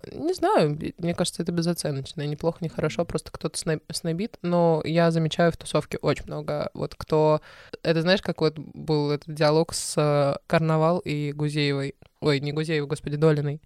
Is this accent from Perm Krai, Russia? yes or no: no; Stavropol, Stavropol Krai, Russia; moved away; я из Ставрополя, и он из Ставрополя